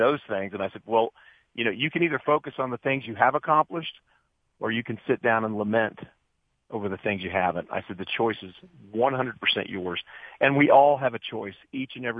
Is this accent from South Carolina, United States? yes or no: no; Dayton, Ohio, United States; I was raised in Dayton, Ohio